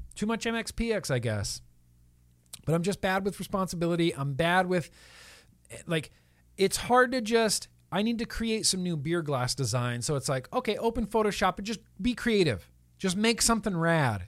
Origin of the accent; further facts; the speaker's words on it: South Lake Tahoe, California, United States; moved away as an adult; also born or lived in Nevada; now in Southern California, United States; I grew up in Lake Tahoe, California